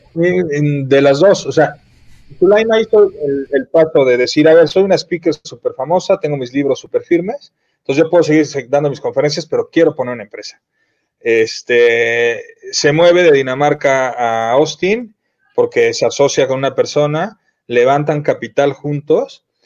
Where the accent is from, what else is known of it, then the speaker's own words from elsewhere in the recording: Mexico; moved away as an adult; also born or lived in Miami; los que nos fuimos de México